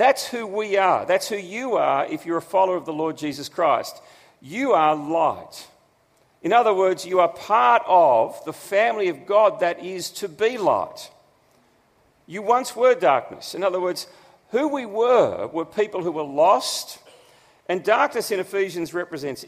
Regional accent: Australia; who we are as Australians

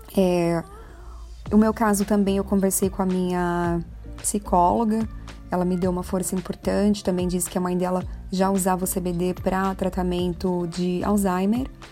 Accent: Brazil; nós temos como brasileiros

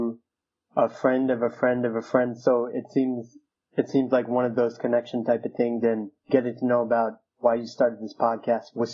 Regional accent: New York City, New York, United States; I was born in 1986 in Queens, New York.

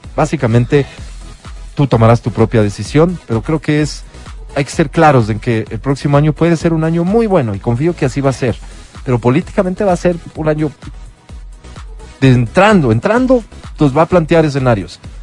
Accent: Ecuador; para mí como ecuatoriano

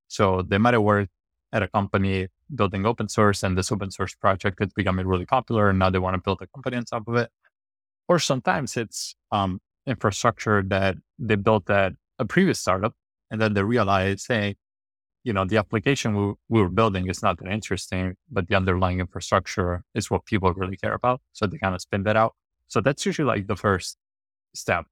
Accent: Rome, Lazio, Italy; moved away; I grew up in Roman, kind of like a lower class family

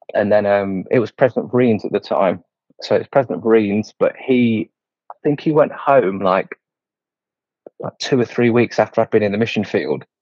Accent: Leicester, East Midlands, United Kingdom; also born or lived in Scotland; I'm in Leicester, in England. Um, so I've not ventured too far from where I was born. Still in Leicester.

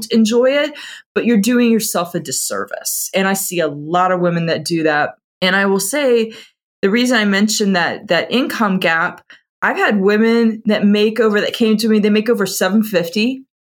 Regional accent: Atlanta, Georgia, United States; also born or lived in Houston; I'm originally from Atlanta and still live here

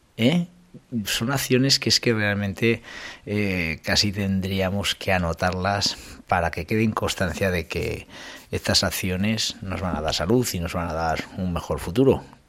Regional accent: Calahorra, La Rioja, Spain; de Calahorra, que, que es la de mi pueblo

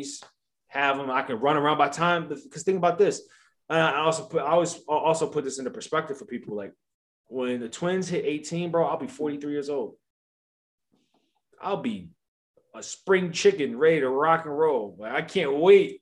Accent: Columbia, Maryland, United States; moved away; also born or lived in Baltimore, Maryland; when I was back home and I was working in Baltimore, living in Columbia

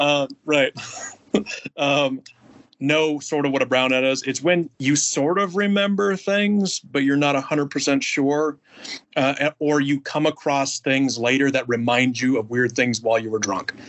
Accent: Alaska, United States; moved away as an adult; also born or lived in Oahu, Hawaii; I'm from Alaska originally

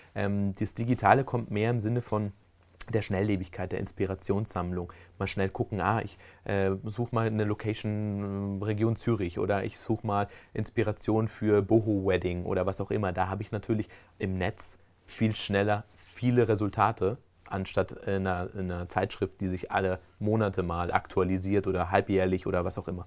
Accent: Spain; also born or lived in Germany; now in Switzerland; gebürtig aus Deutschland und ähm, bin dann aber in Spanien aufgewachsen

